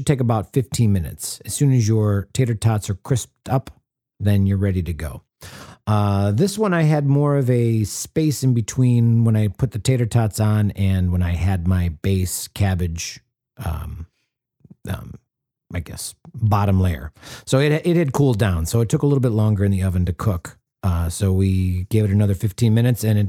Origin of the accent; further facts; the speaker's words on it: Wisconsin and Minnesota, Midwest, United States; I grew up in Wisconsin and Minnesota